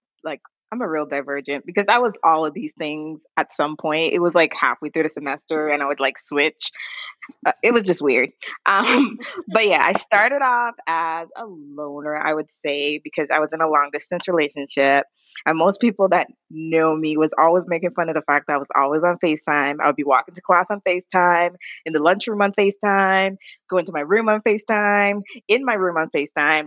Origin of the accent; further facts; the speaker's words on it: U.S. Virgin Islands; moved away; I'm from St. Thomas, Virgin Islands.